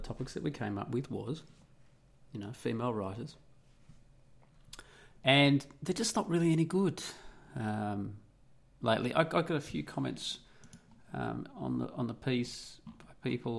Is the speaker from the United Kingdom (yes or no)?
no; Australia; also born or lived in Italy; I'm Australian